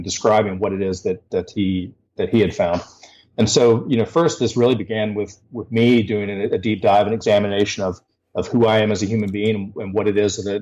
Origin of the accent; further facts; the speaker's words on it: Huntington, West Virginia, United States; moved away as an adult; also born or lived in Charlotte, North Carolina; come back to West Virginia, to my hometown of Huntington, West Virginia